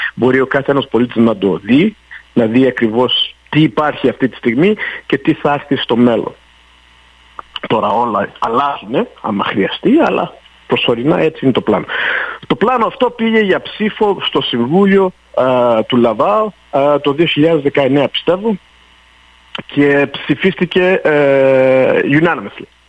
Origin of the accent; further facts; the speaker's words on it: Montreal, Quebec, Canada; μεγάλωσα στο Park X